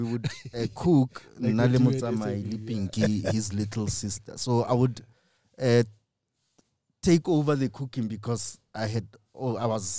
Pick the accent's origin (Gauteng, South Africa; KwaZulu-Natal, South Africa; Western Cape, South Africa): Gauteng, South Africa; Kagiso; I grew up in Kagiso, Kolusham